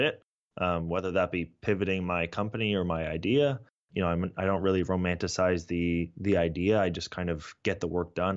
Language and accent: English; San Francisco Bay Area, California, United States; also born or lived in Toronto, Canada; I was born in Toronto, but really grew up in, in the San Francisco Bay Area